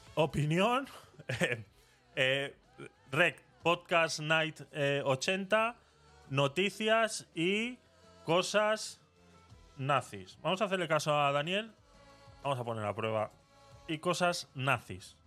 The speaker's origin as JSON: {"language": "Spanish", "town": "Vitoria-Gasteiz", "region": "Basque Country", "country": "Spain", "tie": "born or raised there", "said": "en Vitoria, en mi ciudad natal"}